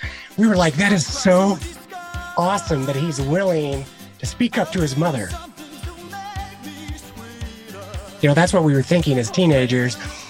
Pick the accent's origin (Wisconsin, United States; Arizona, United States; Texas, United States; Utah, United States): Utah, United States; I grew up here in Utah